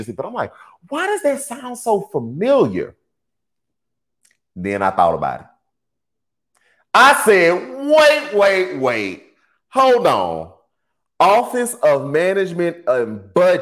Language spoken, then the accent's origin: English; Texas, United States; I'm from Texas